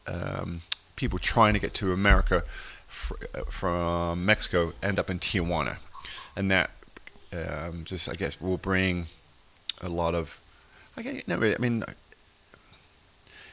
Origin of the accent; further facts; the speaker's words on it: England, United Kingdom; accent: English; moved away as an adult; also born or lived in United States; now in Nantucket, United States; I came to the US in 96, and so I feel like I'm half American now, you know, but I still, you know, from England.